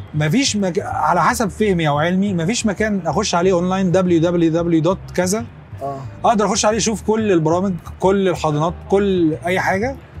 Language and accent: Arabic; Egypt; احنا كمصريين